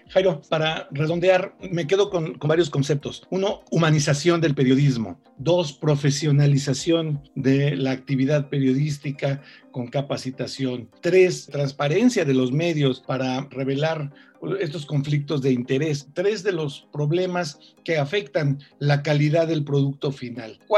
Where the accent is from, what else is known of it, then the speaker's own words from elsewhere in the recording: Mexico; soy un periodista mexicano